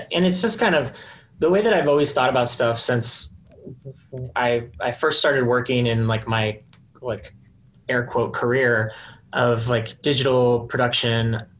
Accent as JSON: {"language": "English", "region": "Texas", "country": "United States", "said": "Yeah, I was going to say that I'm from Texas. So I love wearing like pearl snap button ups."}